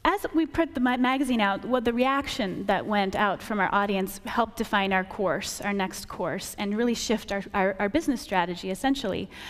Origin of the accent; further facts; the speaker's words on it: rural Wisconsin, United States; I grew up in Wisconsin, rural Wisconsin, and I was homeschooled